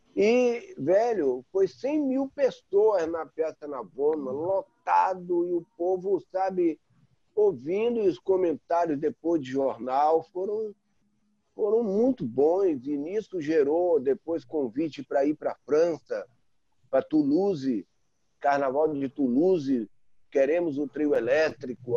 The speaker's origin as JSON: {"language": "Portuguese", "region": "Bahia", "country": "Brazil", "said": "como baianos"}